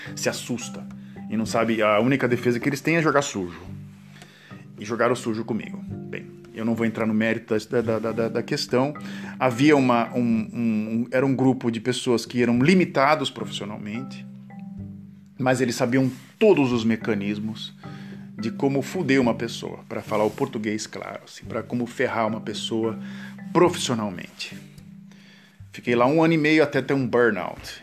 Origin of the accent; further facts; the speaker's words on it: Santos, São Paulo, Brazil; also born or lived in Ipiguá, Brazil; onde eu nasci, em Santos, do dia que eu nasci até os meus 16 anos de idade